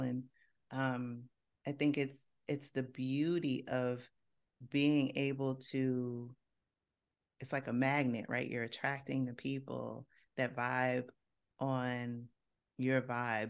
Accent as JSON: {"language": "English", "town": "New York City", "region": "New York", "country": "United States", "tie": "born or raised there", "said": "I grew up in Co-op City in the Bronx"}